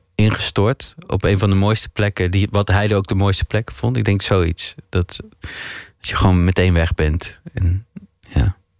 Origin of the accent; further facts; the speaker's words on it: Maastricht, Limburg, Netherlands; moved away as an adult; also born or lived in Geleen; now in Amsterdam, Netherlands; Maar ik ben geboren in Geleen en opgegroeid in Maastricht. En op mijn 21ste naar Amsterdam verhuisd.